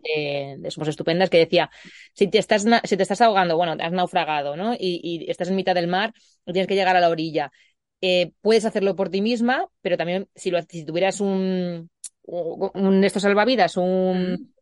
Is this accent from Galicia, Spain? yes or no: no; Puertollano, Castilla-La Mancha, Spain; en mi pueblo, en Puerto Llano, pues no, no tanto en Puerto Llano porque es un poquito más grande